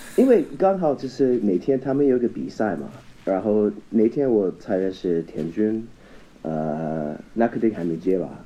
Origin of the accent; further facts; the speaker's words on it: Vancouver, British Columbia, Canada; Chinese is a second language; moved away as an adult; also born or lived in United States / Taiwan; now in China; 很有可能我就是在温哥华那个地方长大了嘛